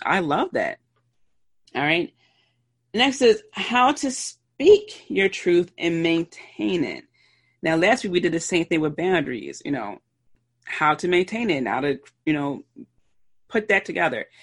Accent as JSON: {"language": "English", "town": "Philadelphia", "region": "Pennsylvania", "country": "United States", "said": "I'm from Philly, so I pronounce water as W A, or excuse me, W O O D E R"}